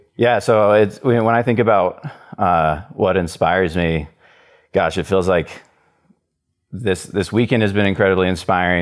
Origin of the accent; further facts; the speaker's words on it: Wichita, Kansas, United States; I grew up in Wichita, Kansas, and that's where I live right now